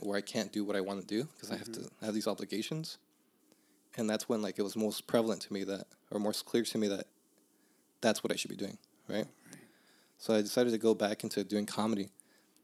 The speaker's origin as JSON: {"language": "English", "town": "Los Angeles", "region": "California", "country": "United States", "tie": "born or raised there", "said": "I grew up in Northeast"}